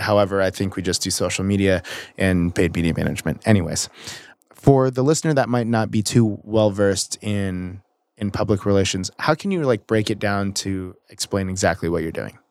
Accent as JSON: {"language": "English", "town": "Mission Viejo", "region": "California", "country": "United States", "tie": "born or raised there", "said": "I grew up in Mission Viejo too"}